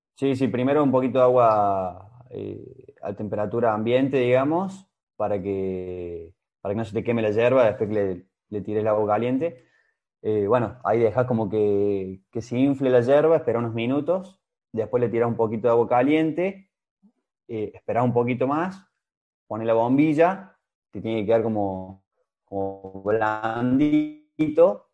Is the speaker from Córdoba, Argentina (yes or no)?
yes; Córdoba, Argentina; moved away; also born or lived in Romania; Yo soy cordobés, pero también soy siestero